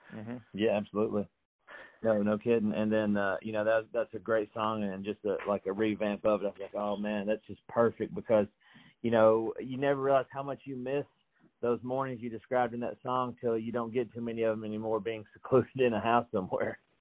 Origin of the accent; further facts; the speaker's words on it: Franklin, Tennessee, United States; I'm from Franklin, Tennessee